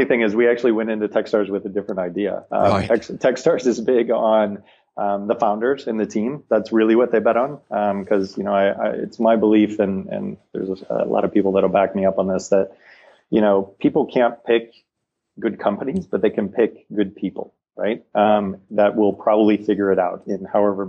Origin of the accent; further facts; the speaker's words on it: Detroit, Michigan, United States; moved away as an adult; now in San Diego, United States; I grew up in Detroit